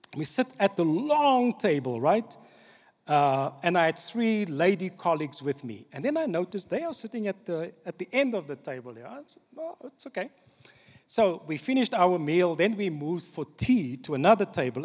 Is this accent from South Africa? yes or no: yes; Cape Town, Western Cape, South Africa; The church that I grew up in in Cape Town, on the Cape Flats